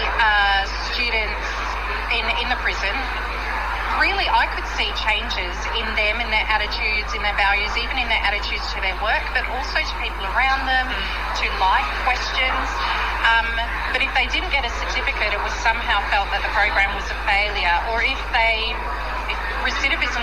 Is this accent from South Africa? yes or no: no; Australia; also born or lived in United Kingdom; I'm from Australia